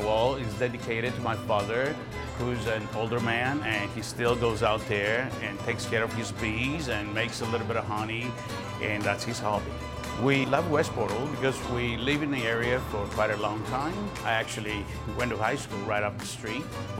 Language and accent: English; Greece; now in San Francisco, United States; I was born and raised in Greece, came here a very long time ago. I'm a San Franciscan, and Westboro is my neighborhood.